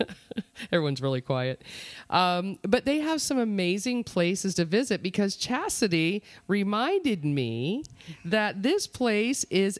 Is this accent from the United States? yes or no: yes; Mount Dora, Florida, United States; I was born and raised in Mount Dora, Florida.